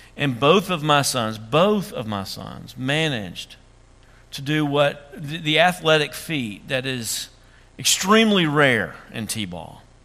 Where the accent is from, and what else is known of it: Dresden, United States; born or raised there; moved away